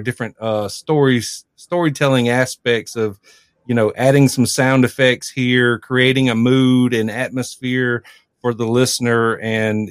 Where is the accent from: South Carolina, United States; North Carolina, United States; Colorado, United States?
South Carolina, United States; I'm from South Carolina, South Carolina native